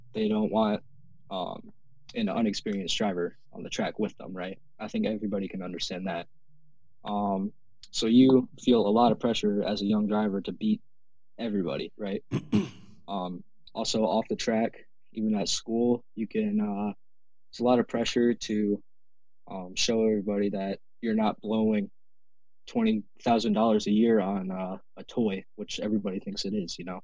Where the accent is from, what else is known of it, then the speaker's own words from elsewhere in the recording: Canton, Ohio, United States; I'm from Canton, Ohio